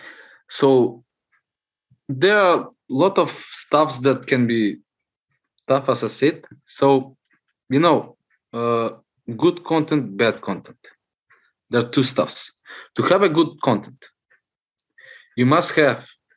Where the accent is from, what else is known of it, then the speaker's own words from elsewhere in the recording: North Macedonia; from Macedonia, Southeast Europe.